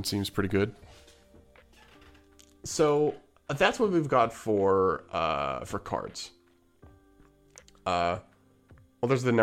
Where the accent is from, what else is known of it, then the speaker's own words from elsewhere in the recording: Canada; as a Canadian